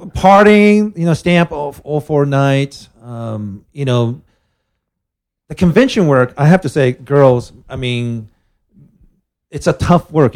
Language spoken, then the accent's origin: English; Japan; I'm from Japan